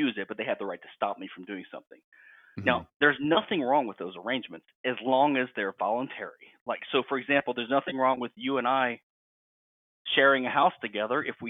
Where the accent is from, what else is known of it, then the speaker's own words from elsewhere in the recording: Louisiana, United States; I'm from Louisiana